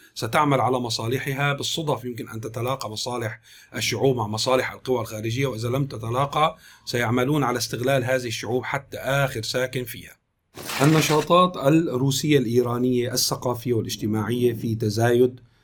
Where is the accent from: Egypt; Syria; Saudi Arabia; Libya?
Syria; نحن كسوريين